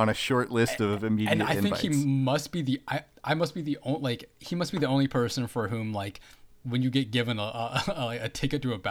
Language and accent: English; Bay Area, California, United States; growing up in the Bay Area